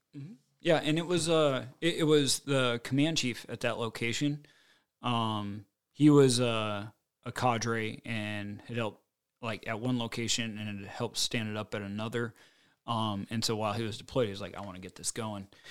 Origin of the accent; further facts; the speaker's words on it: United States; I grew up in Farmville, U S A, and I'm, like, pretty mechanically inclined.